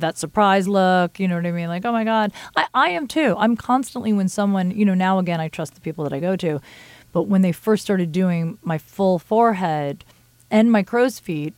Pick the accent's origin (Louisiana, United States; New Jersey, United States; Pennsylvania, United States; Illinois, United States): New Jersey, United States; moved away; I'm from Jersey